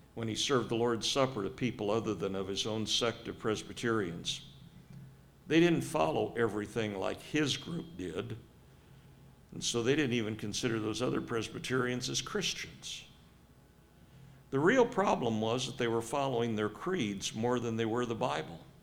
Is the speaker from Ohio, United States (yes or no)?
yes; Cincinnati, Ohio, United States; also born or lived in Southern California; Cincinnati area